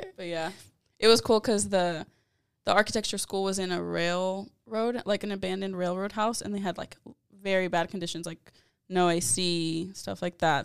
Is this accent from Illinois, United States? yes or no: no; San Antonio, Texas, United States; I'm born and raised in San Antonio, Texas